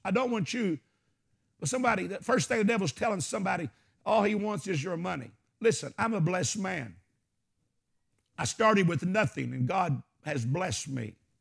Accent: Arkansas, United States; I'm from Arkansas.

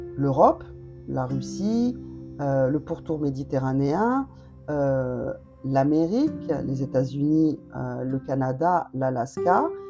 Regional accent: Montpellier, Occitania, France; on est de Montpellier

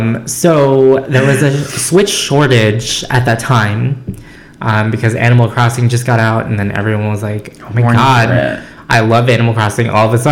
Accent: California, United States; also born or lived in Philippines; I am from California. I'm not there for vacation. I was not born in California, but I'm from California.

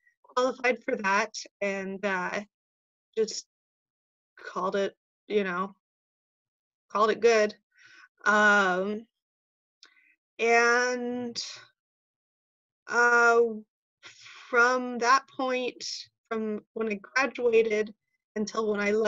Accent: California, United States; moved away as an adult; also born or lived in Fort Collins, Colorado; I grew up in California and I moved to Colorado, to Fort Collins, Colorado, to go to school

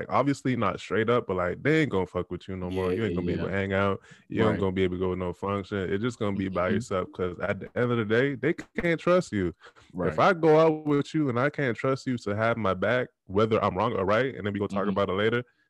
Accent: Texas, United States; do you know where I'm from? I'm from Texas. I'm from this side of the third.

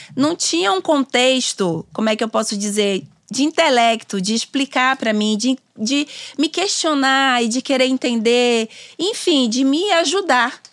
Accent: Simões Filho, Bahia, Brazil; also born or lived in Salvador; Nasci em Salvador. Vivi a minha vida né, até os meus 19 anos numa cidade chamada Simões Filho, que é uma cidade próxima a Salvador.

